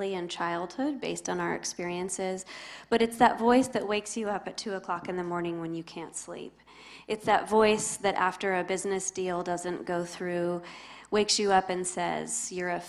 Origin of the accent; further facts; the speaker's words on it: Spokane, Washington, United States; moved away as an adult; now in Tennessee, United States; I grew up in the Northwest in Spokane, Washington, but have been here in Tennessee for a couple of decades